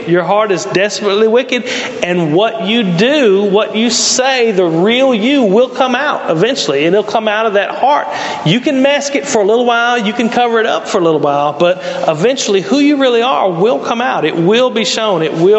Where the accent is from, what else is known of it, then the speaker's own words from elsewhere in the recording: Mississippi, United States; now in Brownsville, United States; I moved here and like, what do y'all do in Brownsville? You know, I come from Mississippi and the cool thing was like to drive in a circle.